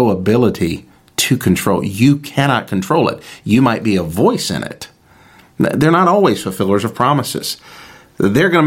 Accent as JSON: {"language": "English", "country": "United States", "said": "as an American citizen"}